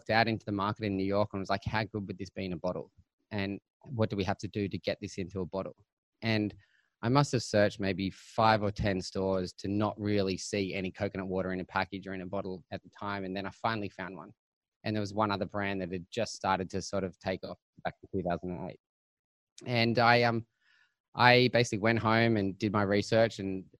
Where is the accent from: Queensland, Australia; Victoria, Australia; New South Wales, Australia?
New South Wales, Australia; Sydney; also born or lived in Bondi, Sydney; I grew up in an area called Cronulla in the south of Sydney